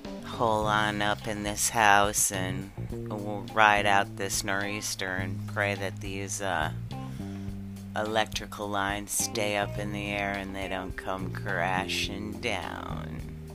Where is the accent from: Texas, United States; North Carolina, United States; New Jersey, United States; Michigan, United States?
Michigan, United States; born there; also born or lived in New York City / Kodiak, Alaska / Kealakekua, Hawaii; I was born in Michigan, lived in New York City, Alaska, not just anywhere in Alaska, but out in the bush of Alaska, off of Kodiak, in the bush of Kodiak in Alaska, 9-hour skiff ride from Kodiak.